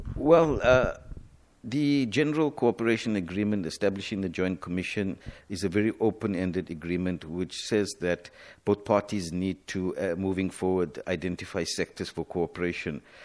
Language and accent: English; South Africa; moved away as an adult; now in Moroni, Comoros; as a South African, uh, and as a South African diplomat